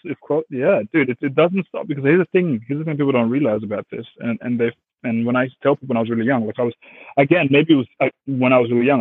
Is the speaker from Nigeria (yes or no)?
no; Australia; English is a second language; also born or lived in Congo / Zimbabwe; born Congo, traveled, got to Zimbabwe, lived there for five years, and then seven, eight, nine. Yeah, seven, eight came to Australia and yeah, pretty much with no English at all